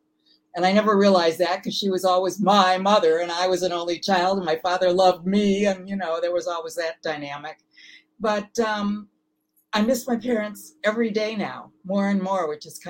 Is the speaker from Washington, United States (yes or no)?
no; Milwaukee, Wisconsin, United States; moved away; also born or lived in Whitefish Bay, Wisconsin / Los Angeles; I was born in Milwaukee, actually, on the west side. Then we moved to a suburb, Whitefish Bay, when I was 10 years old.